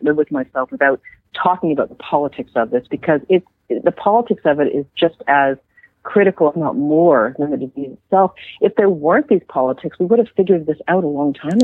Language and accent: English; Canada; I'm just a Canadian